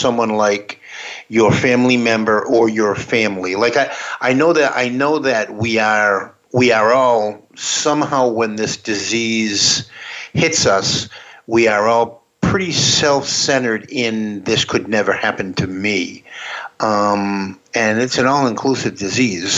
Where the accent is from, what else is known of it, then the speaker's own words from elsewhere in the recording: the Boston area, Massachusetts, United States; I'm from the Boston area